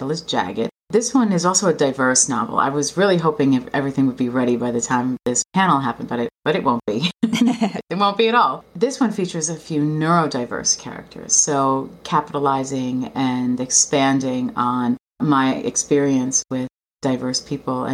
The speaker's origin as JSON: {"language": "English", "region": "New York", "country": "United States", "tie": "born or raised there", "said": "I grew up in New York and I live in New York"}